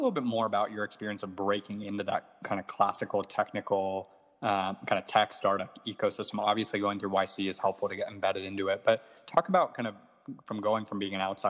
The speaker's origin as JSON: {"language": "English", "town": "Atlanta", "region": "Georgia", "country": "United States", "moved": "yes", "said": "I'm from Atlanta, and I spent a lot of time outside of Atlanta, but I moved back."}